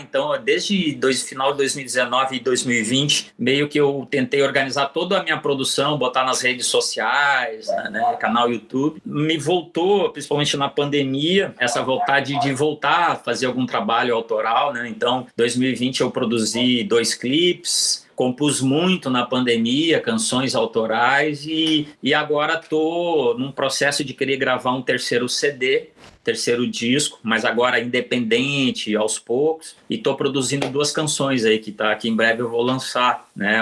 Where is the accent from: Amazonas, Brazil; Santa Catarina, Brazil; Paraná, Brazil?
Paraná, Brazil; Curitiba; also born or lived in Porto Alegre / Rio Grande; retornei a Curitiba, onde é a cidade que eu me criei, né? Eu sou de Porto Alegre, mas me criei em Curitiba